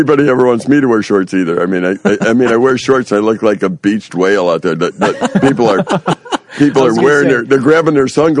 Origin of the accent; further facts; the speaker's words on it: Sweden; I said, you know, I'm from Sweden. We like white skin.